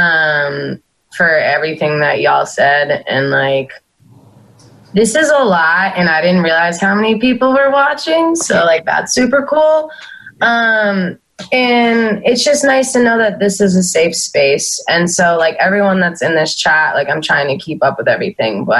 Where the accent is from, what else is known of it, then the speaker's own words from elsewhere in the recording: Maine, United States; I hate my hometown